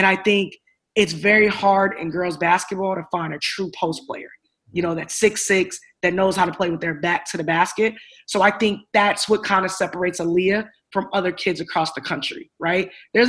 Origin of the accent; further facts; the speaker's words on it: Chicago, Illinois, United States; I'm from Chicago, right?